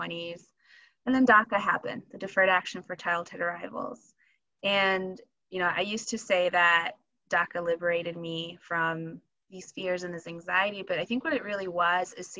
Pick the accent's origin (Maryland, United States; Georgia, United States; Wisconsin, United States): Wisconsin, United States; also born or lived in Michoacán, Mexico / California; I was seven when we moved to Wisconsin